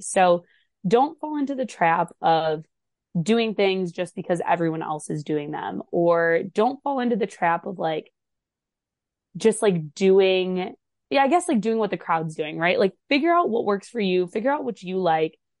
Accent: Michigan, United States; moved away as an adult; also born or lived in Ohio; I'm from Michigan originally

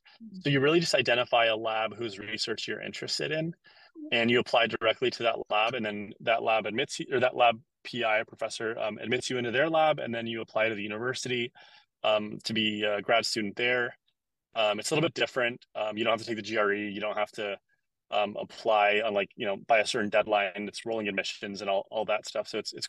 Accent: San Diego, California, United States; moved away as an adult; also born or lived in Cologne, Germany; So I am originally from San Diego, California, and I went to college at San Diego State University, where I double majored in economics and biology.

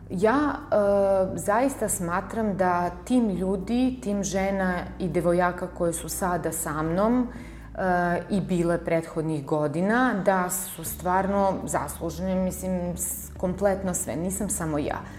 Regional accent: Niš, Nišava District, Serbia; sam rođena u Nišu i što tu živim

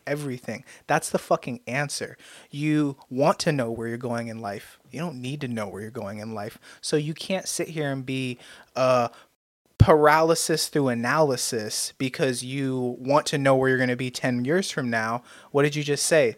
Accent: United States; I've been blessed with the God-given gift of being American

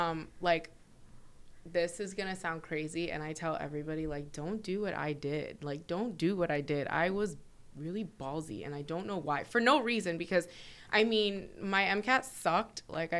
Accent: South Florida, United States; also born or lived in New York; Yeah, I moved here. I was like 10. So it's safe to say I'm like a South Floridian.

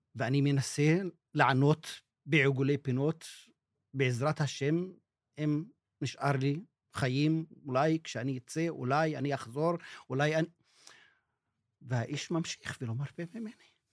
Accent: Israel; first language Arabic; Hebrew is a second language; אני יליד 62, נולדתי אל תוך ההוויה הישראלית

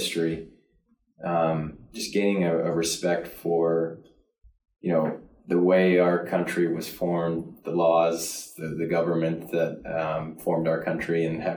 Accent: Lisle, Illinois, United States; also born or lived in Downers Grove, Illinois; I'm from Lisle, Illinois. Grew up in the suburbs, Downers Grove

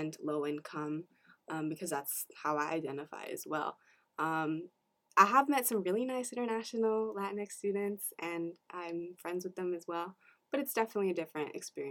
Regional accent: United States; I was the first one in my family born in the U.S. So I'm a first generation American

